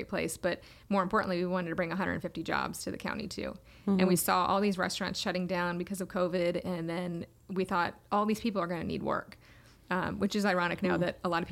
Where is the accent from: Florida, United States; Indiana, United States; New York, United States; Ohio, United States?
Florida, United States; Viera; my hometown